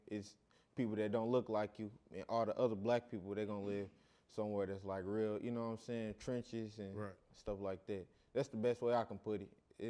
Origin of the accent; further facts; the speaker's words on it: St. Louis, Missouri, United States; moved away; Man, my childhood growing up, man, it started all in St. Louis, Missouri. That's originally where I'm from. I live half of my life here and half of my life in St. Louis. So I really say I'm from both, but originally I'm from St. Louis, though.